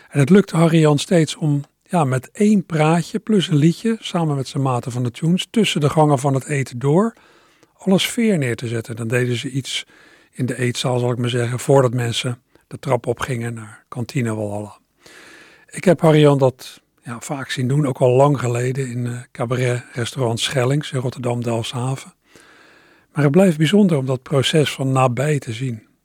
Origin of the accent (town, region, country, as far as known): Maassluis, South Holland, Netherlands